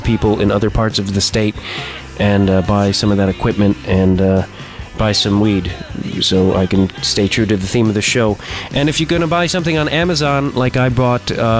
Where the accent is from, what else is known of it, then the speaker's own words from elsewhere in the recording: Chicago, Illinois, United States; I'm from Chicago